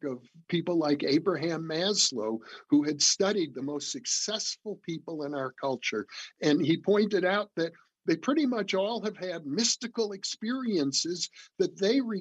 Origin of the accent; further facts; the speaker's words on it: Midwest, United States; growing up in the Midwest.